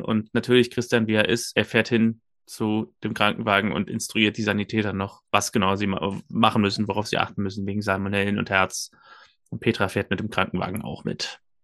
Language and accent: German; Germany; als Deutscher